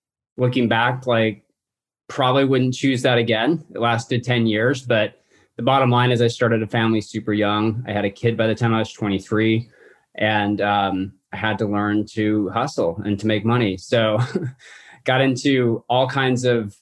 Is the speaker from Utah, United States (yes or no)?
yes; Salt Lake City, Utah, United States; now in Santa Barbara, United States; I live in Santa Barbara, California currently. I was born and raised in Salt Lake City, Utah.